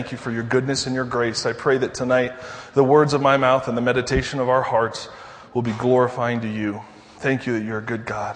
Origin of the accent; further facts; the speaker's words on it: Denver, Colorado, United States; I'm from Denver